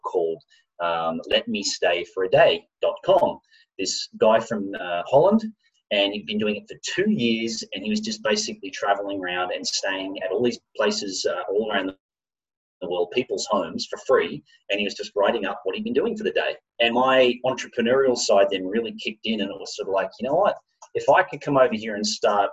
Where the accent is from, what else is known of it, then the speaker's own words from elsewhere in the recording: Australia; moved away as an adult; also born or lived in Japan; I'm Australian